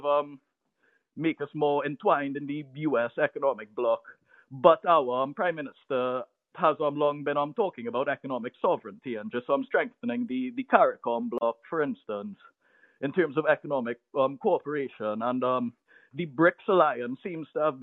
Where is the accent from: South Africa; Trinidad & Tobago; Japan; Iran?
Trinidad & Tobago; I'm from Trinidad and Tobago, a small twin island nation off the coast of Venezuela